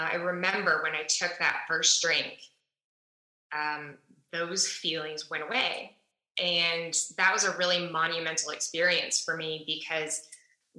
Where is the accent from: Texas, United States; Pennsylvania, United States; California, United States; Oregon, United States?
Texas, United States; Dallas; moved away as an adult; also born or lived in New York City; now in Austin, United States; I am originally from Dallas, Texas, and I now live in Austin, Texas, after spending a lot of years of my adult life in New York City.